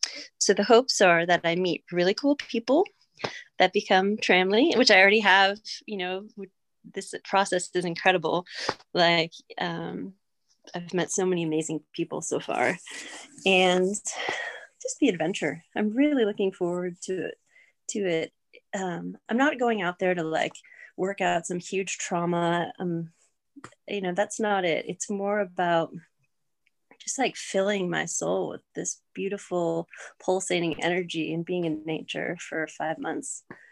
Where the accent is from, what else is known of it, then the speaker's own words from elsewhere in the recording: Northeast, United States; I know a lot of people complain about the desert, but where I'm from the Northeast.